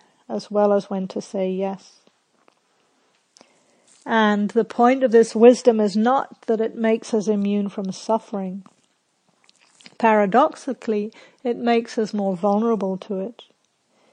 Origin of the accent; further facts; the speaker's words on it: Scotland, United Kingdom; when I was a little kid growing up in Scotland